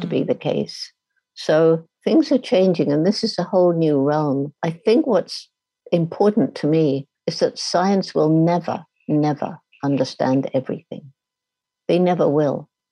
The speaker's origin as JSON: {"language": "English", "country": "United Kingdom", "also_born_or_lived": "Tanzania"}